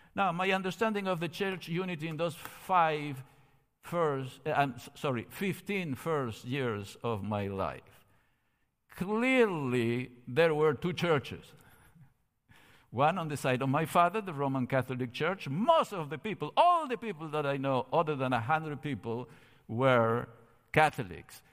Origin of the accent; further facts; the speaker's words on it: Córdoba, Argentina; moved away as an adult; I was born in Cordoba, Argentina, thirteen days after the end of World War Two